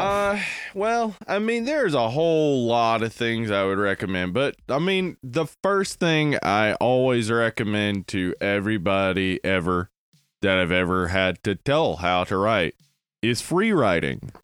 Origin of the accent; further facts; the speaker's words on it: the South, United States; As we're from the South